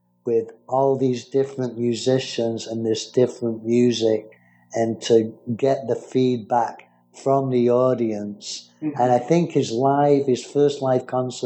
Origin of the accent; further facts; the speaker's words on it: Manchester, North West England, United Kingdom; Manchester, where I'm from